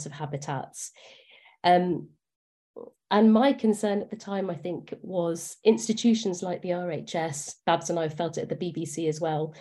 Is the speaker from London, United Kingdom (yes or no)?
yes; London, United Kingdom; I grew up in Acton, inner city Acton